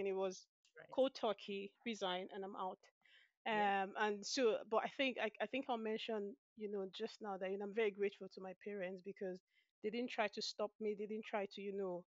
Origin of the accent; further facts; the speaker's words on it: Nigeria; moved away as an adult; now in Aberdeen, United Kingdom; Originally, I'm from Nigeria. That's in West Africa. So I had all my initial education, undergraduate, and my initial work experience as well